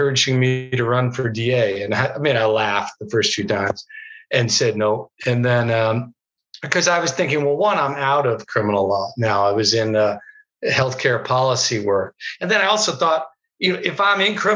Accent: New York City, New York, United States; now in Oregon, United States; I grew up in New York

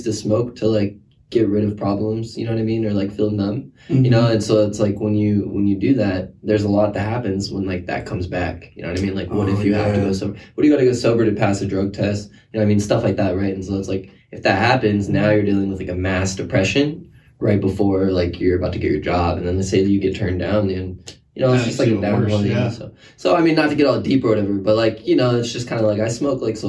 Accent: Tacoma, Washington, United States; also born or lived in Lakewood, Washington; I was born in Lakewood, Washington, but I grew up in Tacoma

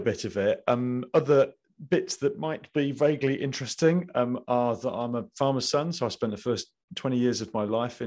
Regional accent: Midlands, United Kingdom; accent: Midlands; moved away as an adult; also born or lived in London; I'd come from the Midlands, as you can probably tell from my accent

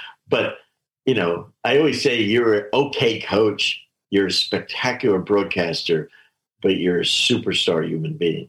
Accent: New Jersey, United States; moved away as an adult; also born or lived in Detroit, Michigan; my hometown of Fairland, New Jersey.

